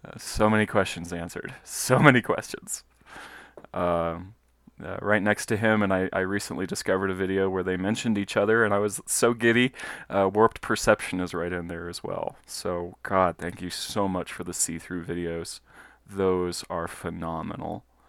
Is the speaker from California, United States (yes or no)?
no; Colorado Springs, Colorado, United States; I'm a Colorado native. I was born and raised in Colorado Springs